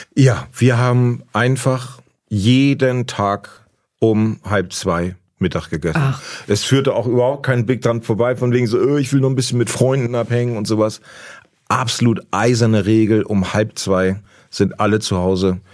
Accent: Hemmoor, Lower Saxony, Germany; now in Berlin, Germany; in Hemmoor, wo ich herkomme

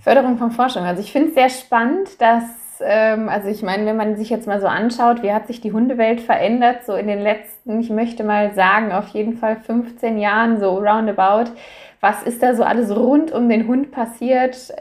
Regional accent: Germany; bei uns in Deutschland

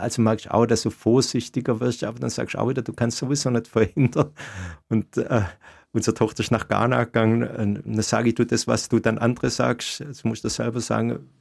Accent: Swabia, Baden-Württemberg, Germany; also born or lived in Ulm; Als Schwabe

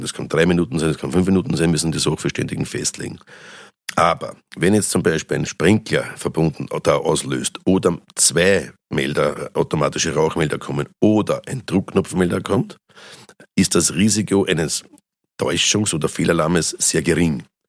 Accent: Austria; also born or lived in St. Pölten; bei uns in Österreich

